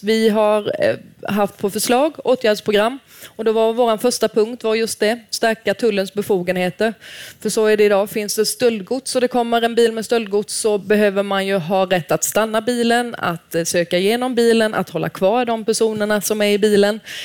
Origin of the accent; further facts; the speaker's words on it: Småland, Sweden; jag är smålänning